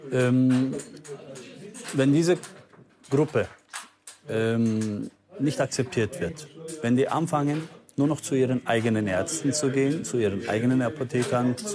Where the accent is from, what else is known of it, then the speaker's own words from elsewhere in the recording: Munich, Bavaria, Germany; Ich bin in München geboren, ja.